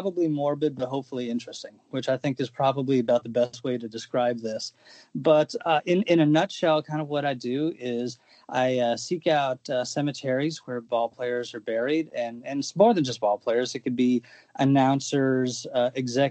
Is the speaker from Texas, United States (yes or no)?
no; Chicago, Illinois, United States; I grew up in Chicago on the north side